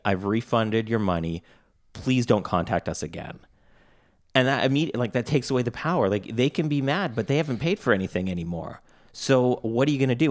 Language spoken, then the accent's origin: English; Canada; I'm Canadian